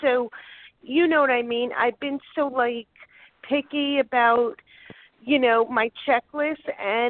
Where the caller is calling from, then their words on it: Delray Beach, Florida, United States; Oh, Delray